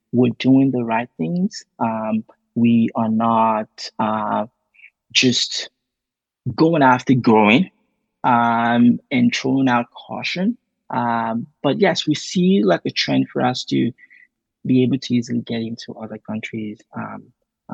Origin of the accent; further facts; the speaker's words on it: Nigeria; moved away as an adult; now in Canada; I'm originally from Nigeria